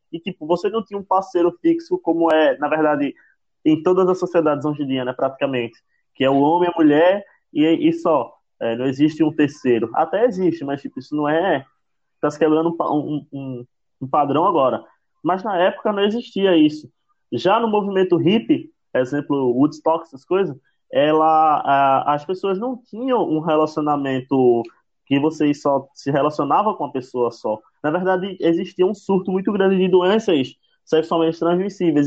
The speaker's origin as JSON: {"language": "Portuguese", "region": "Northeast Region", "country": "Brazil", "said": "eu sou do Nordeste, né? É bem impossível não perceber meu sotaque"}